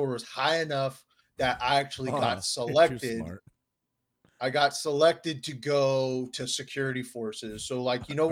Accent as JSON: {"language": "English", "region": "Southern California", "country": "United States", "said": "I'm from Southern California."}